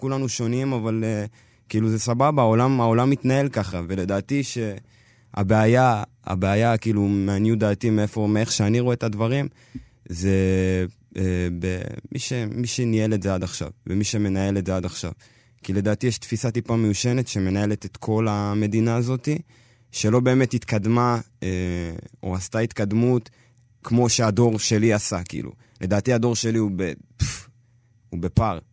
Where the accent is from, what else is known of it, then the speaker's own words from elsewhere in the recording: Israel; אני ממש אתיופי, זה כן, אני לא יכול, אי אפשר לקחת את זה ממני. אבל אני ישראלי לכל דבר